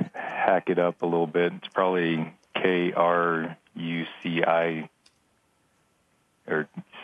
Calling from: Littleton, Colorado, United States; I'm in Littleton, Colorado.

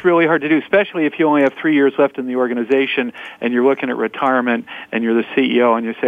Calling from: Norwalk, Connecticut, United States; Well, I'm at my innovation agency growth engine here in Norwalk, Connecticut

